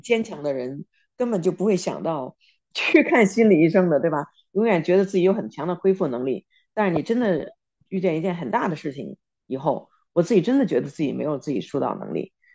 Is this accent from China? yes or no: yes; China; now in United States; 我们在中国长大